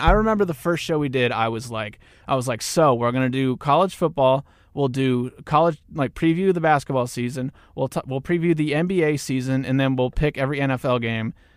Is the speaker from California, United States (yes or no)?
no; Newton, Kansas, United States; I'm also from Newton, Kansas, which is right off of I thirty-five, a little bit north of Wichita.